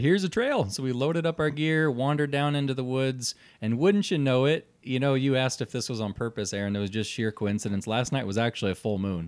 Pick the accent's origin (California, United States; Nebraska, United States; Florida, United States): Nebraska, United States; Omaha; We're from Omaha, Nebraska